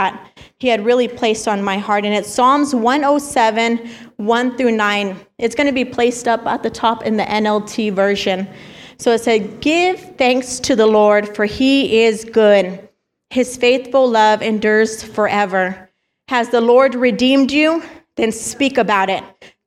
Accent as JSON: {"language": "English", "town": "El Paso", "region": "Texas", "country": "United States", "tie": "born or raised there", "moved": "yes", "said": "I grew up in El Paso, Texas, born and raised out there"}